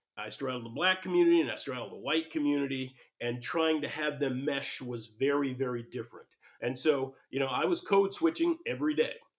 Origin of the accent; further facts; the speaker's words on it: Pasadena, California, United States; I grew up in Pasadena, California